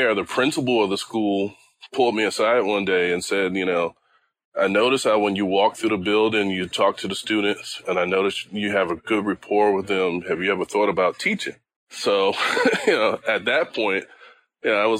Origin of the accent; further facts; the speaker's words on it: Washington, District of Columbia, United States; I grew up in Washington, D.C., actually Northeast Washington, D.C.